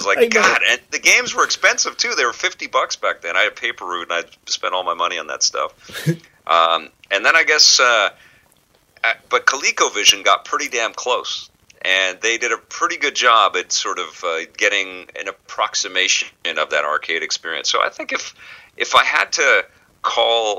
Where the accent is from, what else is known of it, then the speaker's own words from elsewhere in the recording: Vancouver, British Columbia, Canada; There was a pool hall where I grew up in Vancouver in an area called Kitsilano